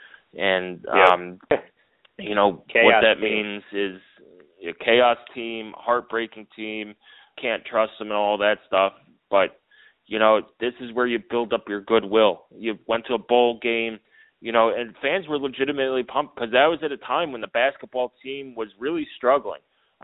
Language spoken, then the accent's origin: English; New York City, New York, United States; moved away; Now, I didn't grow up in the Midwest. I grew up in New York City.